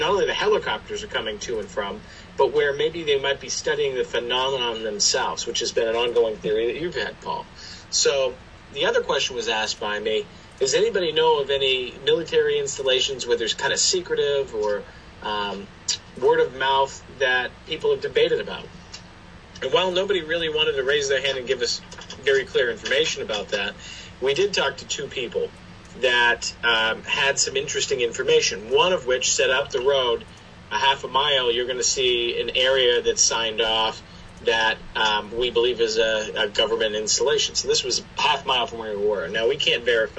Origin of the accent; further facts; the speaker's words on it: New Hampshire, United States; where we are from New Hampshire